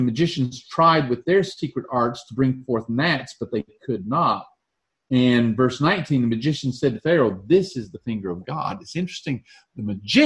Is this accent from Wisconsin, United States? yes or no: no; Alabama, United States; I'm from Alabama